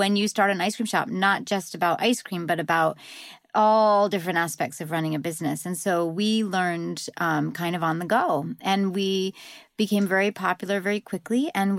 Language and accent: English; New England, United States; And I'm from New England, where they eat lots and lots of ice cream.